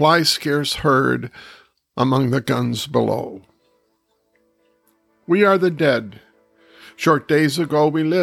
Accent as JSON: {"language": "English", "town": "Kitchener", "region": "Ontario", "country": "Canada", "tie": "born or raised there", "said": "My hometown of Kitchener-Waterloo"}